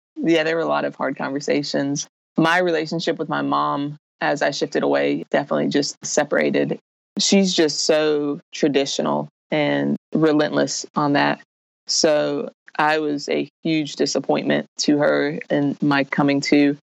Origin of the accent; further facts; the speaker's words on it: Raleigh, North Carolina, United States; I was born and raised in Raleigh, North Carolina